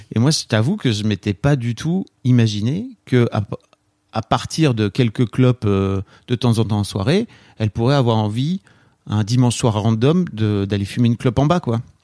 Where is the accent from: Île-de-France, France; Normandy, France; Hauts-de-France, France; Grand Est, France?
Hauts-de-France, France; the Nord; now in Paris, France; je viens du fin fond du Nord.